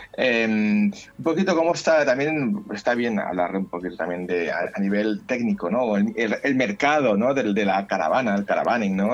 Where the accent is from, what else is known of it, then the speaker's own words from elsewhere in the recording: Catalonia, Spain; como catalán que soy